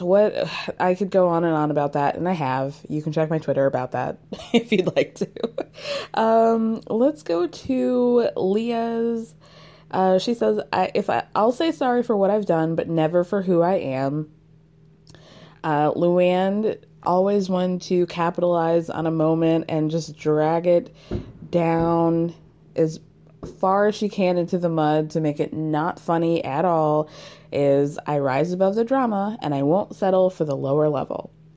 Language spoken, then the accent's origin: English; New York, United States; as a New Yorker